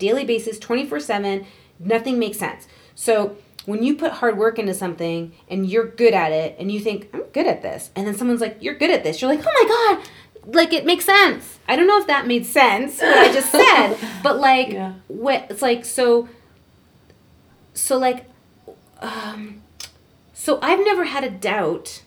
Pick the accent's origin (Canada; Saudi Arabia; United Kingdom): Canada; my home country.